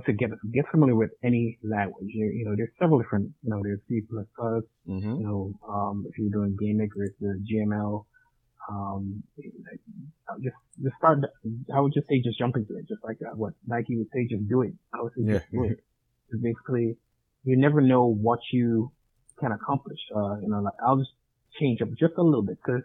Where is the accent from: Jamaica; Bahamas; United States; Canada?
Jamaica; I'm Jamaican as well.